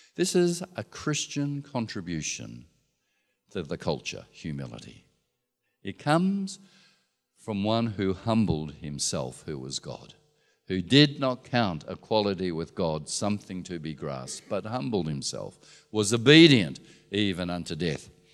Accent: Australia; we're patriotic Australians

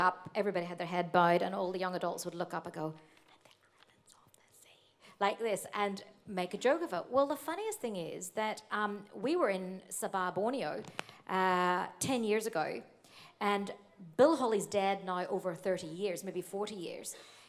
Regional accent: Australia; And I said, "Oh, I'm from Australia."

